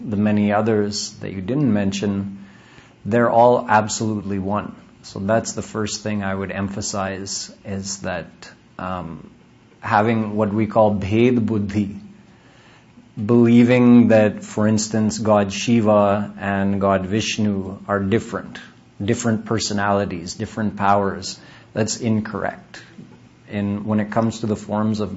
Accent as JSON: {"language": "English", "country": "Canada", "tie": "born or raised there", "moved": "as an adult", "lives_now": "Austin, United States", "said": "I was born in Canada"}